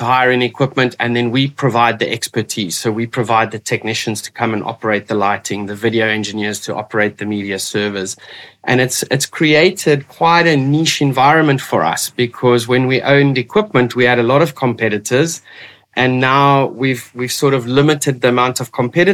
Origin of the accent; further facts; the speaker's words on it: Port Elizabeth, Eastern Cape, South Africa; moved away as an adult; also born or lived in Witbank, South Africa; now in Cape Town, South Africa; I grew up on the east coast of South Africa in Port Elizabeth. I went to school there and moved to Cape Town 23 years ago now